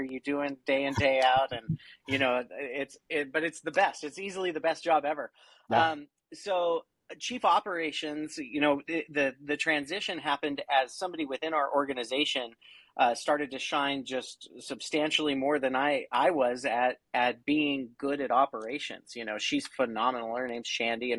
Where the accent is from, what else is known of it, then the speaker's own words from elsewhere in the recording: Oregon, United States; I'm from Oregon